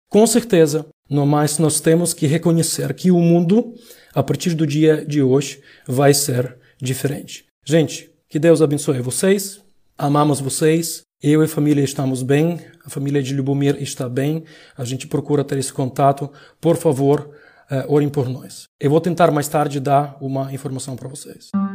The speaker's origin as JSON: {"language": "Portuguese", "country": "Ukraine", "also_born_or_lived": "Lviv, Ukraine", "said": "eu moro na Ucrânia, sou ucraniano"}